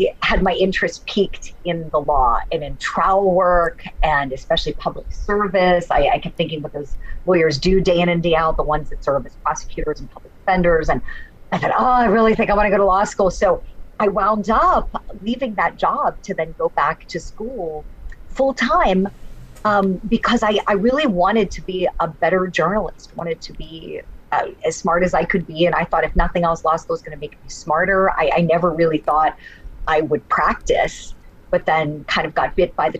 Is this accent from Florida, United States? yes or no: no; Steubenville, Ohio, United States; I went and I worked for my hometown television station, really great NBC affiliate in Steubenville, Ohio